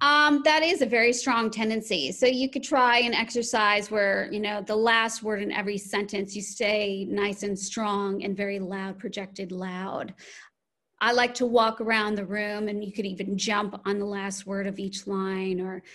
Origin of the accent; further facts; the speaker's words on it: Chicago, Illinois, United States; also born or lived in Los Angeles; So I grew up in Chicago and then I lived in Los Angeles for a while. And then I moved here 15 years ago.